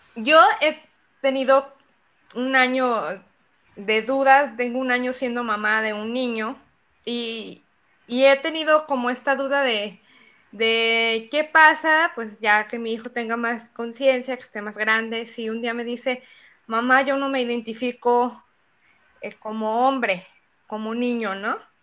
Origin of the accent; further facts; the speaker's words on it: Zapotlanejo, Jalisco, Mexico; en Zapotlanejo, que es de donde yo soy